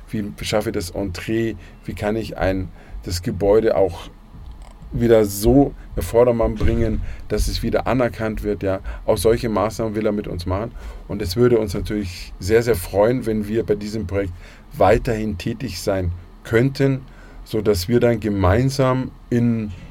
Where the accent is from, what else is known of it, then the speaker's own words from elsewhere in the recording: Munich, Bavaria, Germany; ich bin in München geboren, man hört zwar nicht, aber ich bin ein Münchner Kindl und ich bin mein Leben lang in München.